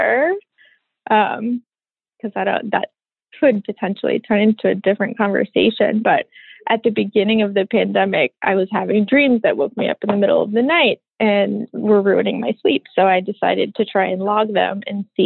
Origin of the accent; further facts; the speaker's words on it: Boston, Massachusetts, United States; moved away; I grew up in Boston, but I don't live there anymore